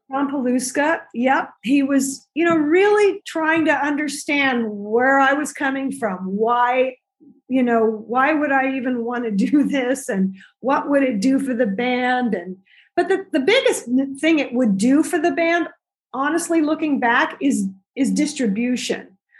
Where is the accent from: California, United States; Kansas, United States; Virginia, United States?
California, United States; Central; moved away as an adult; also born or lived in Los Angeles / New York; I grew up in Central California, but I went to college in LA and then I moved to New York after college